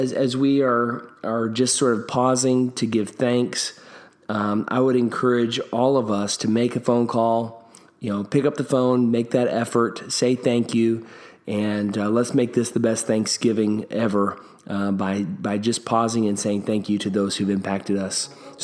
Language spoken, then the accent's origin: English; Kentucky, United States; my home state of Kentucky